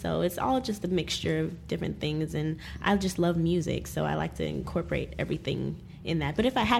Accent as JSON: {"language": "English", "area": "close to D.C.", "region": "Maryland", "country": "United States", "tie": "born or raised there", "also_born_or_lived": "Guyana", "said": "I was born in Guyana, so I have that Caribbean influence. Just being raised close to D.C. in Maryland, there's that go-go influence."}